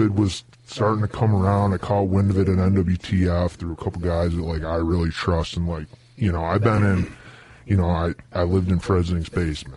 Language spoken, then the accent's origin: English; New York, United States; I grew up in New York